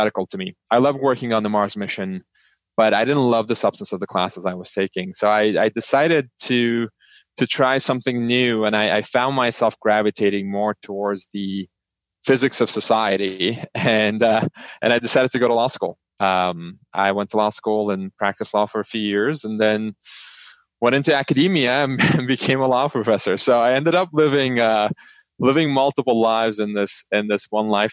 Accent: Istanbul, Turkey; moved away as an adult; now in United States; So I grew up in Istanbul, Turkey. I lived there for 17 years before coming to the United States for college.

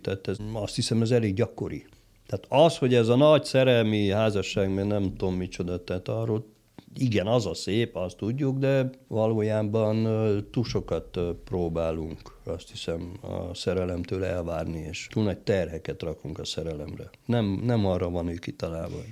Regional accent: Chișineu-Criș, Arad County, Romania; moved away as an adult; also born or lived in Cluj-Napoca / Târgu Mureș; az én szülővárosom is Kisjenő

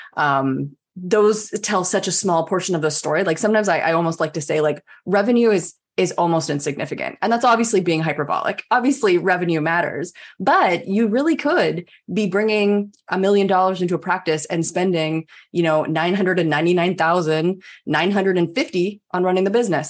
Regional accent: Canada; I'm Canadian

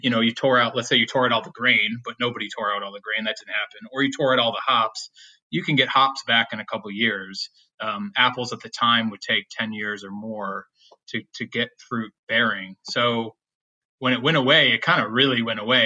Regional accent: Williamson, New York, United States; now in Walden, United States; my hometown is a little place called Williamson, New York.

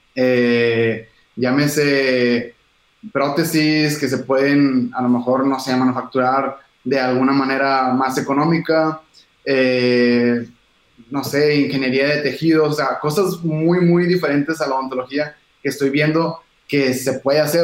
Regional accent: Monterrey, Nuevo León, Mexico; los dos somos de Monterrey

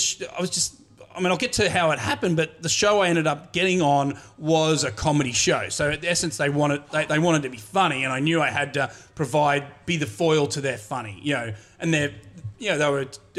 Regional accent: Cobram, Victoria, Australia; moved away as an adult; now in New York City, United States; I grew up in the town of Cobram, which it's country and just down the road to the Murray River

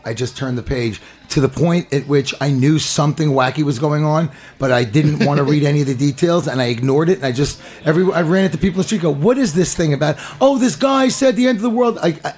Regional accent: New York City, New York, United States; I grew up in the Bronx

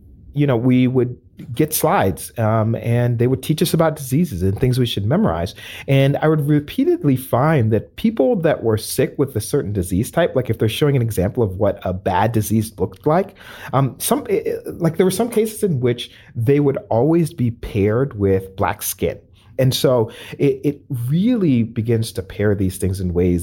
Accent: United States; also born or lived in Ghana (ancestry); a first generation Black person in the United States

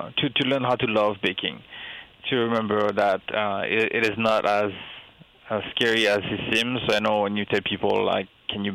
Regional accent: France; moved away as an adult; now in United States; I grew up in France. I grew up with learning French culture, and I only moved in the U.S. When I was 28, almost 30 years old.

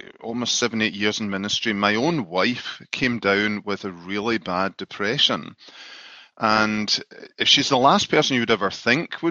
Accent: Scotland, United Kingdom; moved away as an adult; now in Grand Rapids, United States; I'm from Scotland originally and came over to the USA 10 years ago after being a pastor in Scotland for 13 years

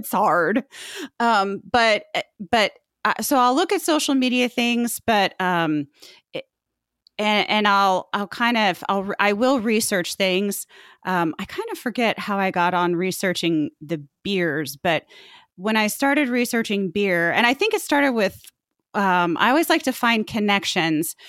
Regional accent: Indianapolis, Indiana, United States; I grew up in Indianapolis

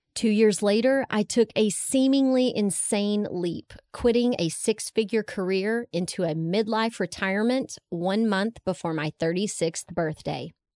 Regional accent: Texas, United States; growing up in Texas

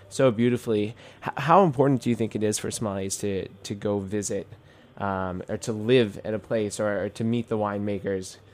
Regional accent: New York City, New York, United States; I'm a kid from Queens, New York

